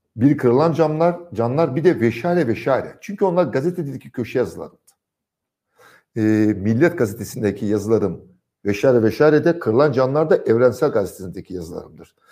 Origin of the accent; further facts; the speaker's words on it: Trabzon, Turkey; Trabzon'da geçen çocukluk yıllarımda